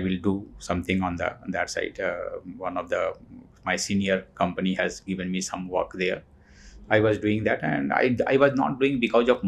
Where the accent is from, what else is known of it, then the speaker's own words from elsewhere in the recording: Dhanbad, Jharkhand, India; moved away as an adult; also born or lived in Delhi; I'm from Jharkhand, mm-hmm. A small town, Dhanbad. Dhanbad. Right, I am. I have grown there, done my schooling, college there. And later I moved to Delhi